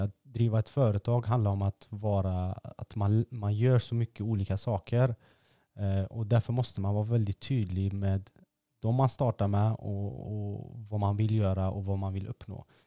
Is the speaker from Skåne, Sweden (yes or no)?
no; Gothenburg, Västra Götaland, Sweden; man är från Angered